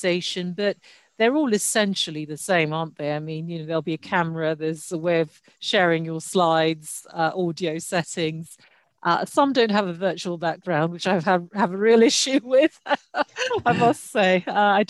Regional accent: United Kingdom; also born or lived in Nigeria; I moved to the UK when I was 8 for educational purposes

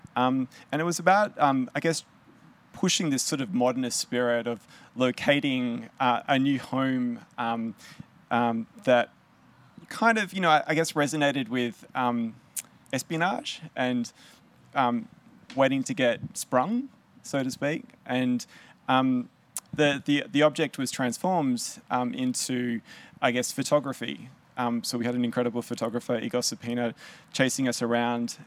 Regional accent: Melbourne, Victoria, Australia; I grew up here in Melbourne, um, in South Caulfield

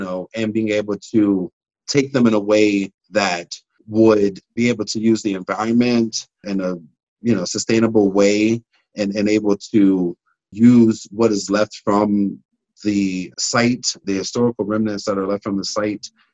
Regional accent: Pittsburgh, Pennsylvania, United States; growing up in Hazelwood, we didn't hear any stories about the people that lived in Hazelwood.

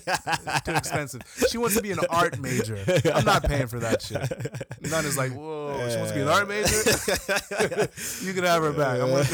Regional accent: London, United Kingdom; And I'm from London town, right?

